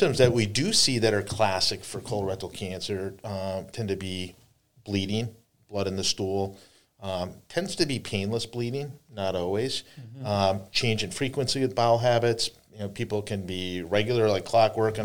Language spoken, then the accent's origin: English; North Dakota, United States; also born or lived in Fargo-Moorhead; now in Buffalo, United States; I grew up in North Dakota